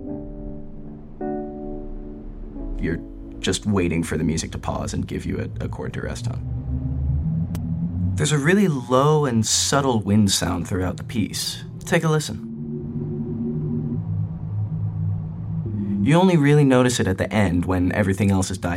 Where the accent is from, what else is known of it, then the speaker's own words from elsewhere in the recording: Asheville, North Carolina, United States; my hometown of Asheville